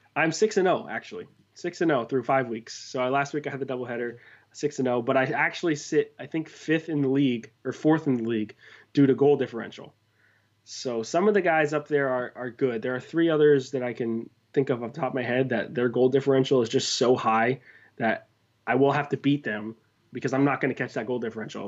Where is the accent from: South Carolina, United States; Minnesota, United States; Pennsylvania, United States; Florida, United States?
Florida, United States; Miami; I'm from South Florida. I'm a Miami guy